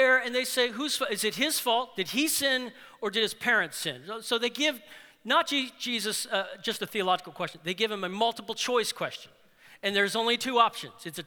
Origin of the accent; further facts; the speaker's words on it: New Orleans, Louisiana, United States; I'm from New Orleans. I was born in New Orleans, and I lived in New Orleans.